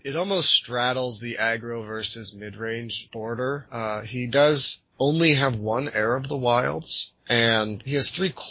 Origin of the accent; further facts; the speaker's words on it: United States; I'm American.